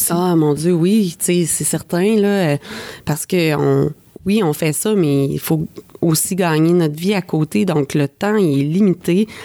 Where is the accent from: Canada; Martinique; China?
Canada; Quebec; now in Montreal, Canada; on est parti du Lac-Saint-Jean, on est arrêté à Québec, un petit stop. Après ça, on est arrivé à Montréal